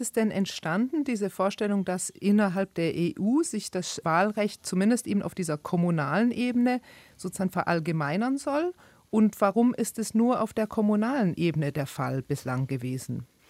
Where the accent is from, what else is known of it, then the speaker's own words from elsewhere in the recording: Switzerland; now in Berlin, Germany; In der Schweiz, wo ich herkomme